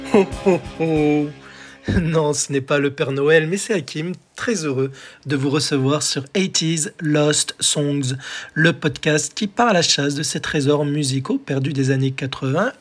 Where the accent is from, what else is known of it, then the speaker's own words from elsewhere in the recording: France; chez nous en France